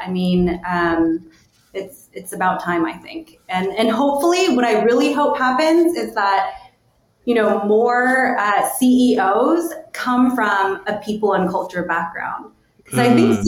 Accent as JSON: {"language": "English", "country": "United States", "said": "I'm Korean American. I come from a very kind of conservative immigrant sort of background."}